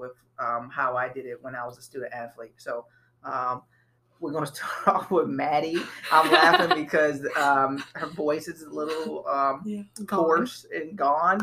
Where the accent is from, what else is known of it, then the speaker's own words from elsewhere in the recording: Miami, Florida, United States; where I was from, I'm from Miami, Florida, so it was always hot.